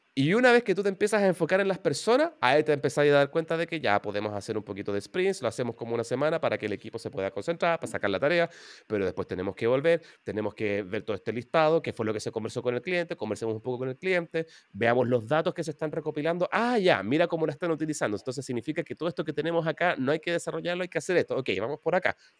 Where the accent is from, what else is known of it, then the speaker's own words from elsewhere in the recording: Santiago, Santiago Metropolitan Region, Chile; moved away as an adult; now in New Zealand; yo soy chileno, soy santiaguino